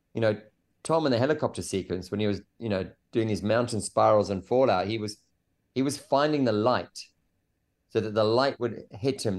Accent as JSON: {"language": "English", "country": "South Africa", "tie": "born or raised there", "said": "I grew up in South Africa in a s, a small surf town"}